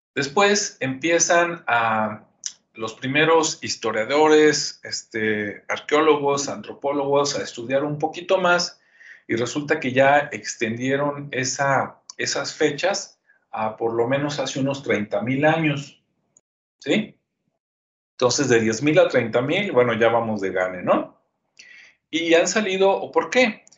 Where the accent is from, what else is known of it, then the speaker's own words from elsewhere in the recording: Guadalajara, Jalisco, Mexico; also born or lived in Zapopan; yo soy de Jalisco, yo nací en Guadalajara, este, vivo en Zapopa, a un ladito